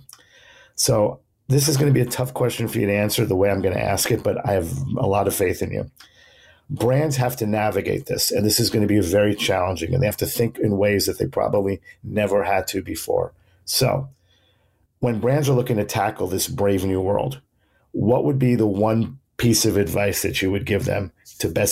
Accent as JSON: {"language": "English", "town": "New York City", "region": "New York", "country": "United States", "tie": "born or raised there", "said": "my hometown"}